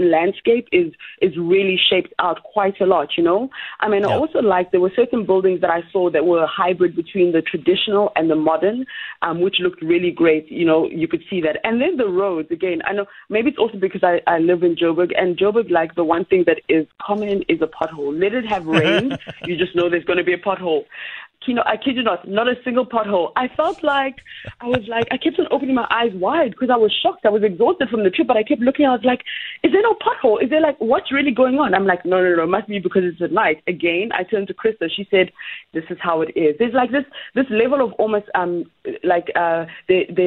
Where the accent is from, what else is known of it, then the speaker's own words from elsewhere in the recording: Uganda; I'm from Uganda